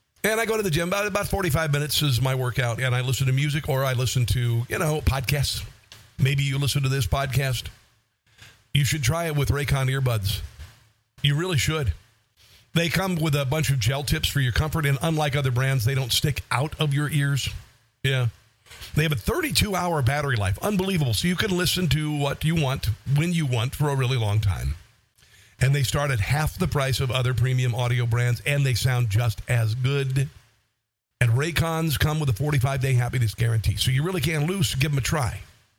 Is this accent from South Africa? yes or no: no; Iowa, United States; I grew up on a farm. If you, you know, heard me describe my childhood growing up in the 70s and 80s in Iowa, you'd think I was raised in the Great Depression